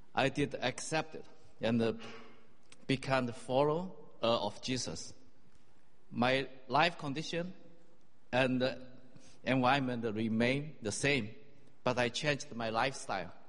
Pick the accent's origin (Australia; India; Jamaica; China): China; moved away as an adult; also born or lived in Singapore; I grew up in China